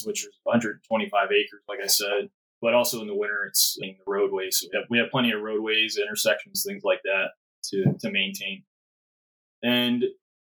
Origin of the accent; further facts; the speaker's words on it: Burlington County, New Jersey, United States; moved away as an adult; also born or lived in Fort Lewis, Washington / Coatesville, Pennsylvania; I grew up in Jersey, Burlington County, not too far from where you guys are located